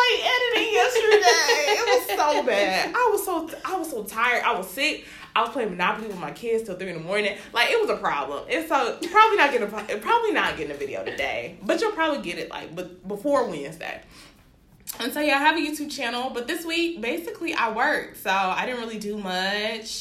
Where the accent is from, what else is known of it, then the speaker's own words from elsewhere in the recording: Birmingham, Alabama, United States; I am from Birmingham, Alabama, you know, born and raised, you know, but my family's from Nigeria